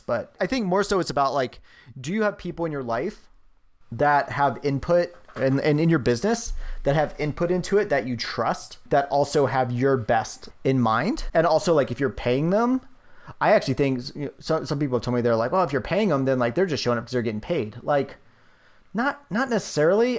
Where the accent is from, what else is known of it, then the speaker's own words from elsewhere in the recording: Virginia, United States; moved away; when I lived in, when I gr-, was growing up in Virginia